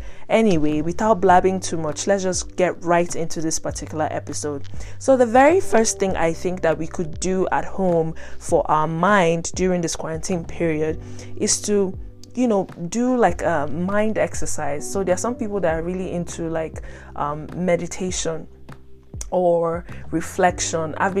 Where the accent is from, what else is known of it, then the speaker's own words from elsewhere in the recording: Nigeria; moved away; in Nigeria, my home country